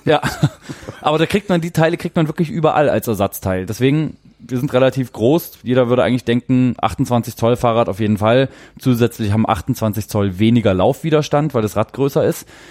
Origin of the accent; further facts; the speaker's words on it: Germany; als Deutscher